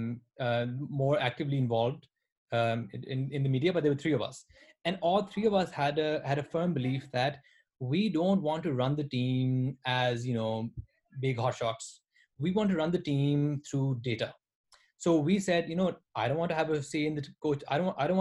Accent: Multan, Punjab, Pakistan; Multan is basically my hometown and where our businesses, all the things we do, all our farms are.

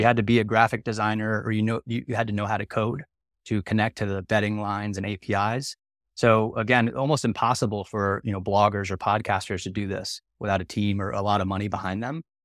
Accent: Maryland, United States; moved away as an adult; also born or lived in South Carolina; now in San Diego, United States; I'm an East Coast kid. I grew up in Maryland outside of the suburbs of D C.

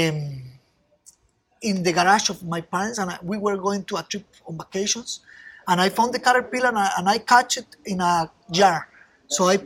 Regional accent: Costa Rica; I was born here in Costa Rica some time ago

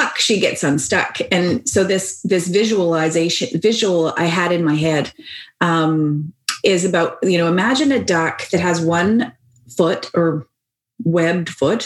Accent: Victoria, British Columbia, Canada; accent: Canadian lilt; I come from Victoria.

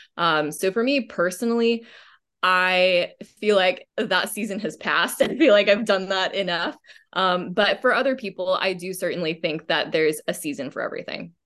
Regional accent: Austin, Texas, United States; also born or lived in Dallas, Texas; I grew up in Dallas, Texas, um, went to, uh, private school there for, until about second grade when we moved to Austin, Texas

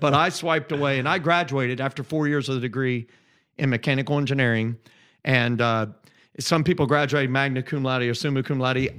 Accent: just south of Indianapolis, United States; moved away as an adult; I grew up in Indiana

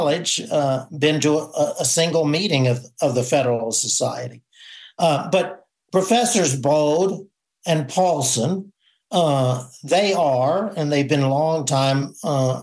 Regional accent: Texas, United States; we Texans

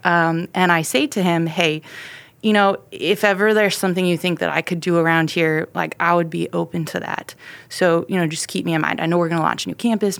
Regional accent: Ohio, United States; moved away as an adult; now in Texas, United States; I grew up in Ohio, in a small town

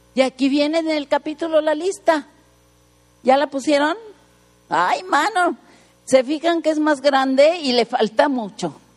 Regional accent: Mexico City, Mexico; now in Tijuana, Mexico; Nací en el DF

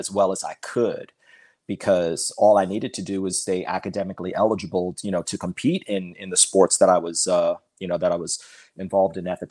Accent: Long Island, New York, United States; also born or lived in Florida; I was 11 when I moved back to Long Island

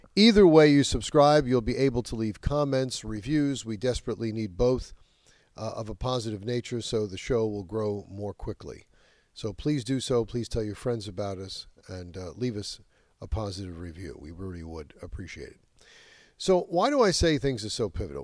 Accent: New York, United States; In my home state of New York, this is absolutely true.

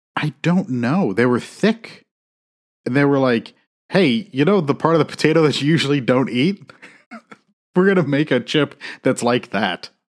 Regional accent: South Bend, Indiana, United States; I grew up, like, I was born in South Bend

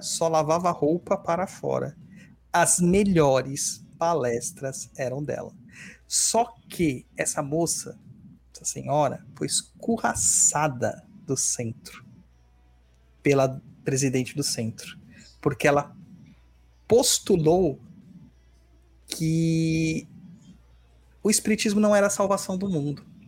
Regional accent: São Paulo, Brazil; Eu sou de São Mateus, Itaquera do lado, né, originalmente

